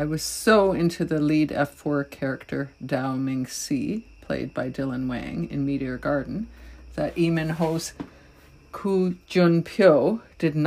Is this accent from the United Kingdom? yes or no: no; Toronto, Ontario, Canada; I'm from Toronto, Canada